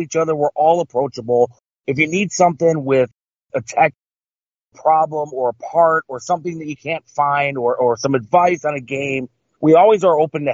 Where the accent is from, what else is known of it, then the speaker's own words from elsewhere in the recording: Cleveland, Ohio, United States; I'm born and raised in Cleveland my whole life